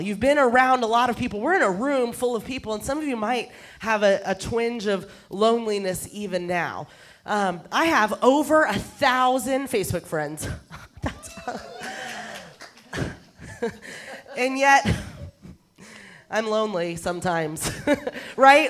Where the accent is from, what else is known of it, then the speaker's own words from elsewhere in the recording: Texas, United States; I'm a Texan. I come from Texas. So what I'm about to say is considered grammatically correct where I come from